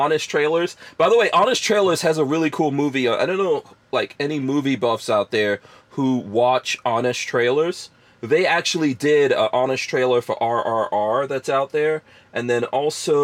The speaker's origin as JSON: {"language": "English", "country": "India", "said": "I'm Indian. And the first movies I've ever watched are Indian movies. But I have to say this about my people"}